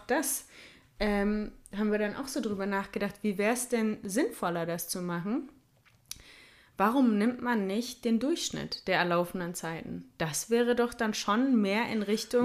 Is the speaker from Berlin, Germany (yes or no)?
no; Ruhr area, North Rhine-Westphalia, Germany; bei uns im Ruhrgebiet